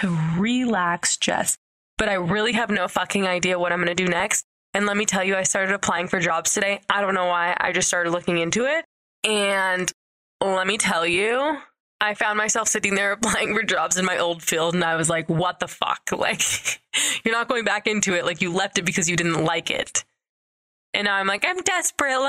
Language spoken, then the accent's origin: English; St. George, Utah, United States; I grew up in like southern Utah, kind of by Vegas